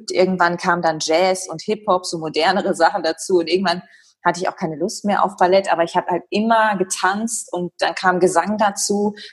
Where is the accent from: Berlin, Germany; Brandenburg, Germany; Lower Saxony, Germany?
Lower Saxony, Germany; Ich komme, wie gesagt, aus Nähe Ostfriesland, bin 1985 geboren